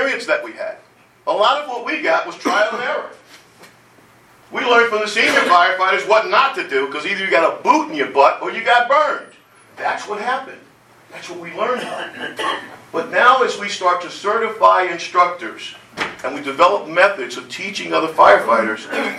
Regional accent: Jersey City, New Jersey, United States; I grew up in Jersey City, 1964.

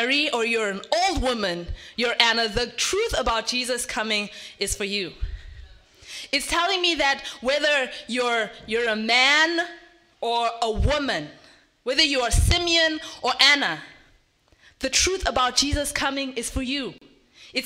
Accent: Zimbabwe; moved away; I'm from Zimbabwe

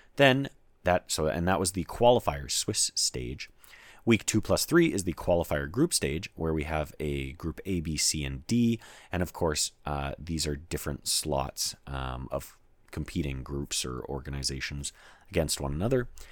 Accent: Canada; I'm Canadian and I live in Canada

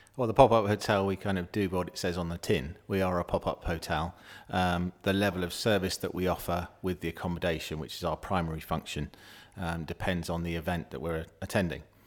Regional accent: Somerset, South West England, United Kingdom; I'm a Somerset lad. I'm from Somerset and I grew up thankfully, with what I believe is probably the best festival in the world

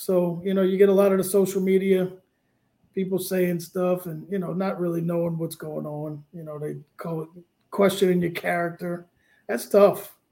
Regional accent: New Orleans, Louisiana, United States; now in Lafayette, United States; I'm from New Orleans, but I live in Cajun land. I live in Lafayette, yeah.

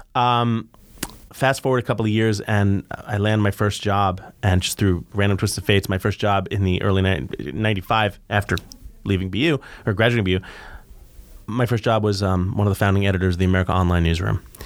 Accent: New York City, New York, United States; moved away as an adult; also born or lived in Boston; I grew up in New York

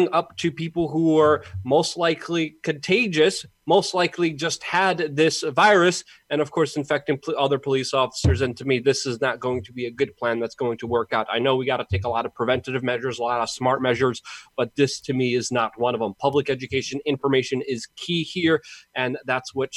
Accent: New York City, New York, United States; my hometown, New York City

